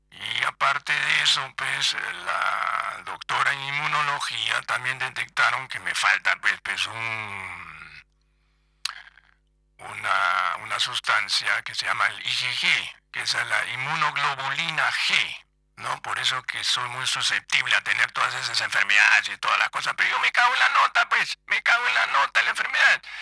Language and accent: Spanish; Frankfurt, Hesse, Germany; born there; yo, hice mis estudios pues en Alemania, pues en Frankfurt, ¿no? Porque yo nací en Frankfurt, ¿ya? Francoforte, como dicen los italianos, ¿ya? En Francoforte